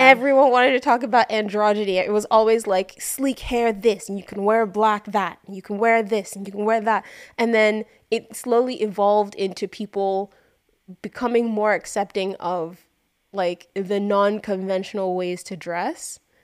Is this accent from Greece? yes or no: no; Nigeria; we grew up in Nigeria